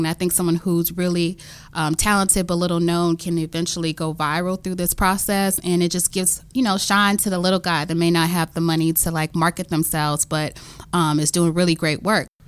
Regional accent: Memphis, Tennessee, United States; now in Washington, D.C., United States; growing up in the South

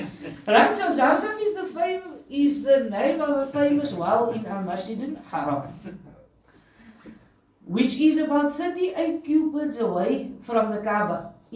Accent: Cape Town, Western Cape, South Africa; Because growing up in Cape Town, you'd hear people make this joke, right?

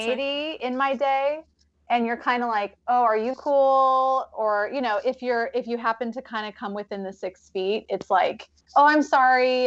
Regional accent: Vancouver, Washington, United States; moved away as an adult; also born or lived in Oregon / Ohio; I grew up in Vancouver, Washington

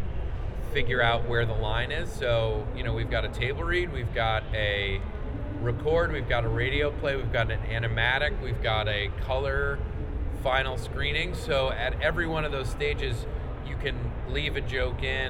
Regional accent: Rye, New York, United States; Andrew and I grew up in Westchester. I grew up in Rye

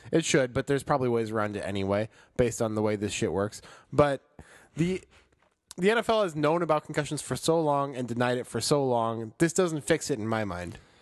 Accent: Chicago, Illinois, United States; moved away; I'm from Chicago

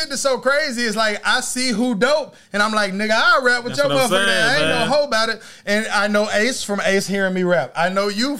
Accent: East Texas, United States; moved away as an adult; I'm not even from Houston. I'm from 5 hours from Houston. I'm from a small ass town in East Texas

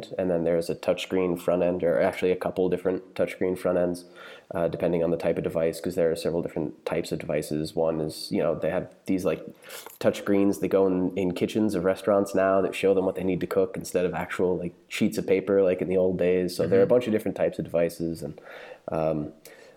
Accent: outside New York, United States; moved away as an adult; now in Berlin, Germany; I'm American. I grew up outside New York, but we've lived in Germany for 4 years now

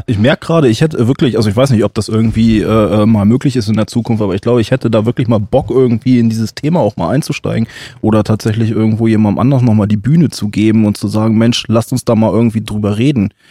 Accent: Germany; als Weißer als Deutscher

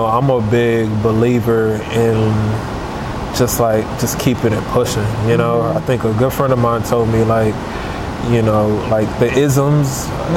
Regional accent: Houston, Texas, United States; I'm from Houston, born and raised.

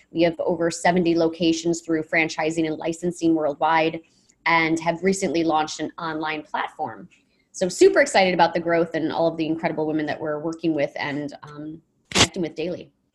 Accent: Michigan, United States; growing up in Michigan, um, good Miss Midwestern roots

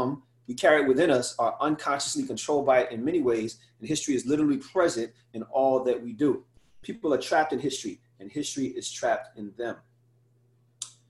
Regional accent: New Orleans, Louisiana, United States; my hometown in New Orleans, Louisiana

